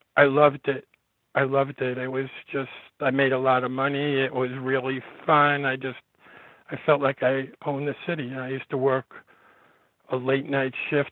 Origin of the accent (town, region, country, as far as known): New York City, New York, United States; born or raised there; also born or lived in California